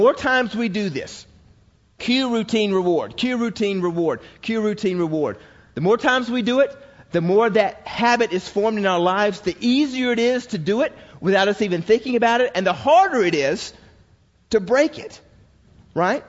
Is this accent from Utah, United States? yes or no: no; Georgia, United States; as a boy growing up in Georgia